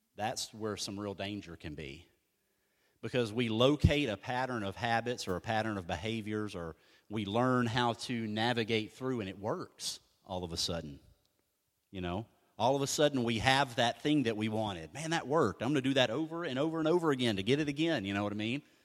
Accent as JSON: {"language": "English", "country": "United States", "said": "I'm American"}